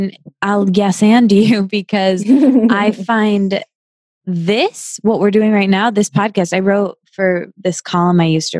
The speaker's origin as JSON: {"language": "English", "region": "Midwest", "country": "United States", "tie": "born or raised there", "said": "yeah, I think growing up in the Midwest, it feels kind of far from us because we don't, we didn't grow up with it as our industry."}